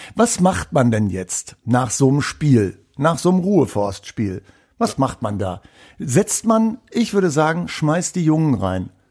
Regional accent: East Frisia, Wittmund district, Lower Saxony, Germany; da, wo ich herkomme, kommt nämlich auch Healing Hans her

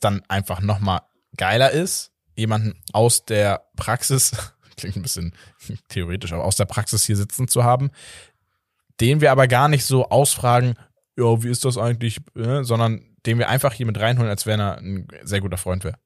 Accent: Hamburg, Germany; als Hamburger

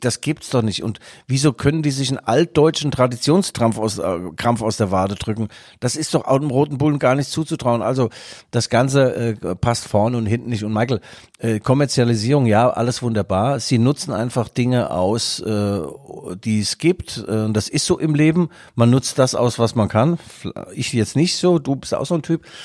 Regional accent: East Germany, Germany; In Westdeutschland wurde ich geblitzt als Ossi

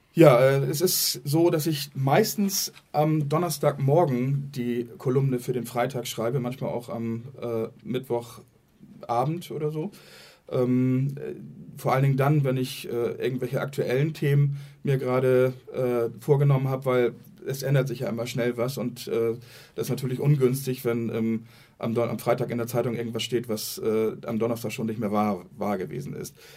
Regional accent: Germany; bei uns in Deutschland

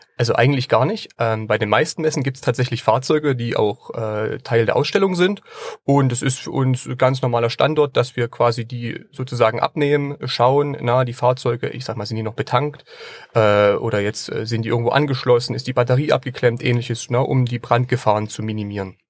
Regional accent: Leipzig, Saxony, Germany; moved away; ich bin ja auch ursprünglich Leipziger und war schon früher als Kind auf der Buchmesse äh, unterwegs gewesen dann bin ich später aus Leipzig weggezogen

